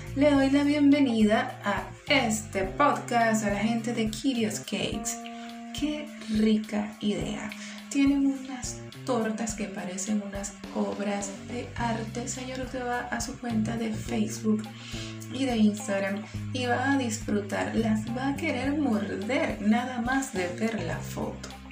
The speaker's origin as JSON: {"language": "Spanish", "region": "Bolívar", "country": "Venezuela", "tie": "born or raised there", "said": "mi amado estado Bolívar de donde soy nativa"}